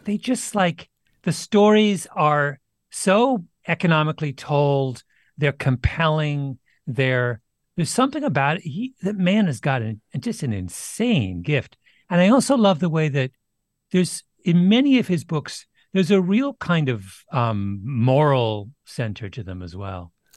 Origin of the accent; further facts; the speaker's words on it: Canada; growing up in Canada without a T V